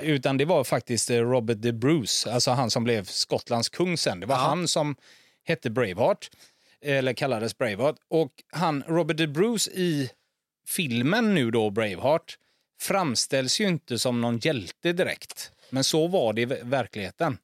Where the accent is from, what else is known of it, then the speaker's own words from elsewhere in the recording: Gothenburg, Västra Götaland, Sweden; hemma i Torslanda